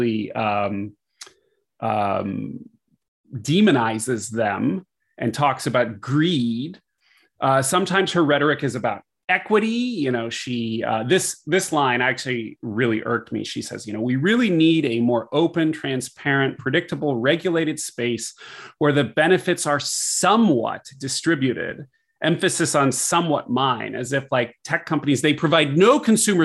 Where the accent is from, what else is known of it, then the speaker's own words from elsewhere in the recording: California, United States; I am a Californian